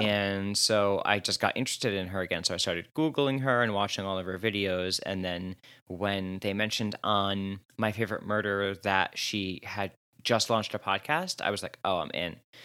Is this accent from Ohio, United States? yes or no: no; New Jersey, United States; I'm from Jersey